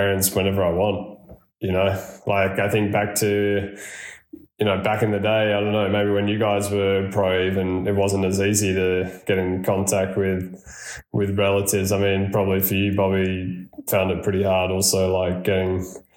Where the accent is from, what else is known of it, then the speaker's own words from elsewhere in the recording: Australia; now in Andorra; as an Aussie